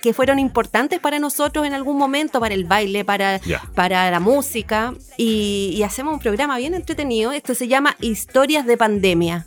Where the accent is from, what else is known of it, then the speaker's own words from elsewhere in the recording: Valparaíso, Chile; como chilenos